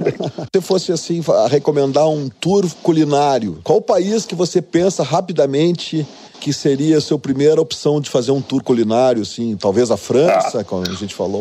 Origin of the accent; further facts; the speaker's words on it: Brazil; Eu, eu como brasileiro